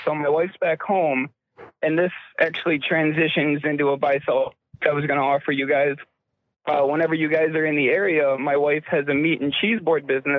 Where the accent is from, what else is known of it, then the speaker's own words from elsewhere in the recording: Milwaukee, Wisconsin, United States; also born or lived in East Troy, Wisconsin; I'm actually out in Eau Claire on the road doing some sheet metal work. I'm originally from Milwaukee. Me and my wife are from East Troy.